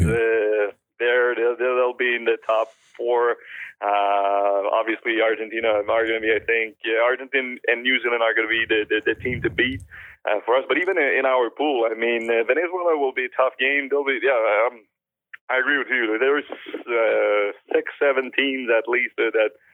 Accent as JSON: {"language": "English", "town": "Saint-Gervais", "region": "Quebec", "country": "Canada", "tie": "born or raised there", "second_language": "English", "said": "Saint-Gervais is my hometown."}